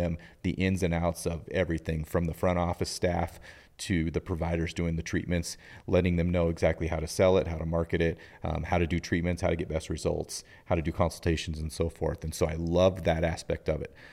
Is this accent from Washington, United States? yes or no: no; Butte, Montana, United States; also born or lived in Kellogg, Idaho; now in Helena, United States; I grew up in Butte